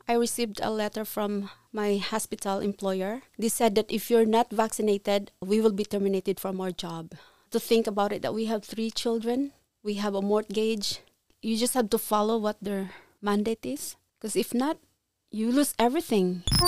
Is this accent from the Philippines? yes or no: yes; Philippines; moved away as an adult; now in Ontario, Canada; I was born in Philippines